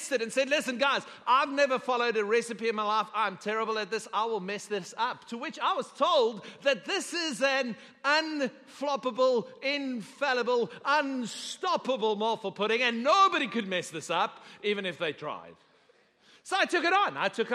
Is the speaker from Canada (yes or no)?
no; South Africa; now in Texas, United States; I'm a South African by birth, and South African culture is very communal, okay? So it's an adjustment for me living in Texas